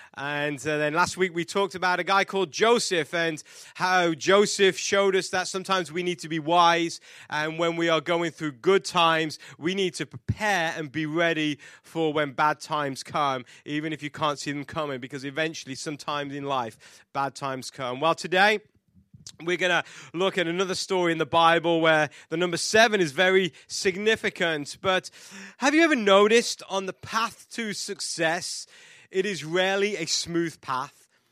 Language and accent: English; England, United Kingdom; I am English